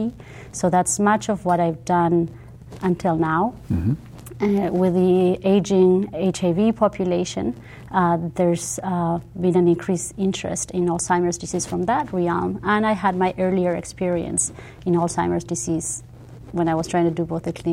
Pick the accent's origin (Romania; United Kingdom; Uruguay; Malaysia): Uruguay; moved away as an adult; now in United States; I'm from Uruguay originally, I'm bilingual. I speak Spanish and English fluently